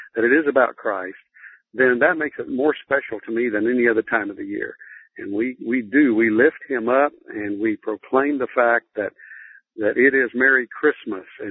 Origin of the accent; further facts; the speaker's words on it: Lubbock, Texas, United States; I grew up in Lubbock, Texas, out on the plains of West Texas